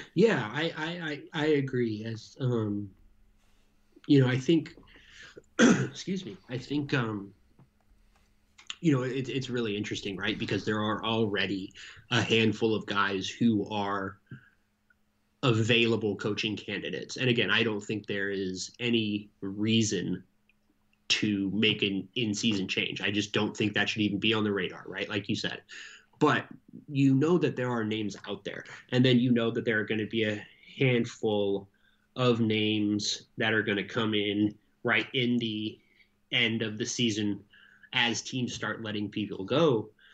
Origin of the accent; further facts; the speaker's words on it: United States; as an American